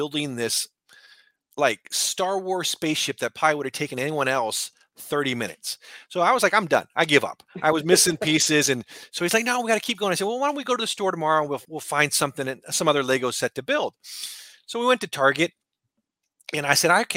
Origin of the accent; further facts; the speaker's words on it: California, United States; I'm from California